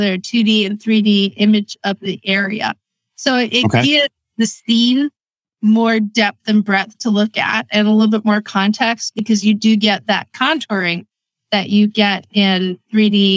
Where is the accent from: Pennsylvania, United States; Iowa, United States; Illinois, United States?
Pennsylvania, United States; Erie; I grew up in Erie, Pennsylvania, a very small town.